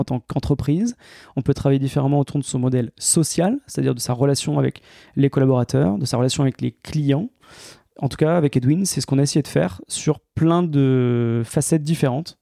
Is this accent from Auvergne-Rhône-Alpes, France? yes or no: yes; Grenoble, Auvergne-Rhône-Alpes, France; moved away as an adult; also born or lived in Paris; moi, je suis grenoblois, j'ai passé toute ma vie euh, dans, cette, dans cette belle région, toutes mes études, et je suis monté à Paris pour travailler.